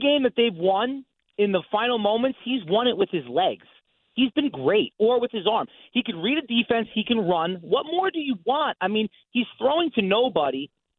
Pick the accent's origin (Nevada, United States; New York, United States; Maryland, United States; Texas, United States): New York, United States; Eastern Long Island; I'm from Eastern Long Island.